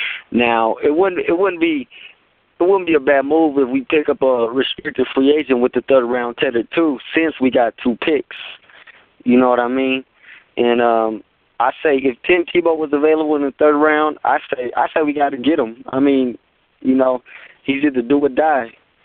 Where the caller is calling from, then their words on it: Oakland, California, United States; out East Oakland, what's happening?